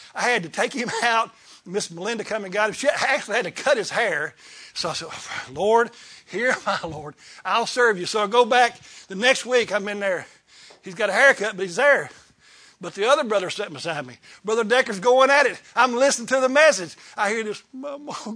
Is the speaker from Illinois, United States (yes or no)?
no; Kentucky, United States; I was raised in Kentucky